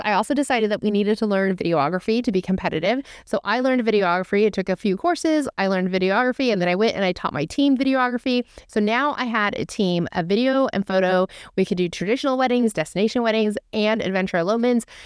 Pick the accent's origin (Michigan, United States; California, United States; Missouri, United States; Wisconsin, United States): California, United States; I was born and raised in California. I am a California girl.